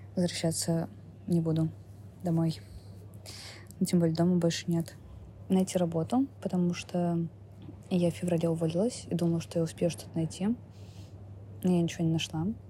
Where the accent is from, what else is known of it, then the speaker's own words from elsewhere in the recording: Saint Petersburg, Russia; moved away as an adult; мне 27 лет, я из Петербурга